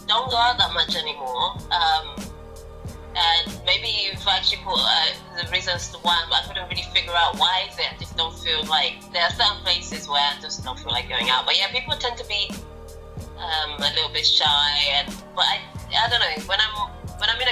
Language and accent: English; Angola; first language Portuguese; English is a second language; moved away; I'm from Angola, and as we know about colonialism, we were colonized by the Portuguese, so that's why I speak Portuguese.